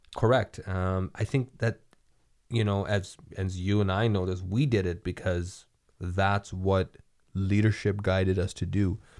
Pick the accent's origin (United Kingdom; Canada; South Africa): Canada; we as Canadian